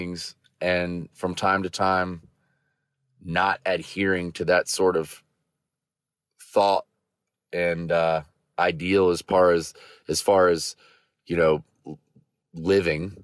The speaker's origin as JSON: {"language": "English", "town": "Vero Beach", "region": "Florida", "country": "United States", "tie": "born or raised there", "moved": "yes", "said": "as a kid growing up in Vero Beach, Florida"}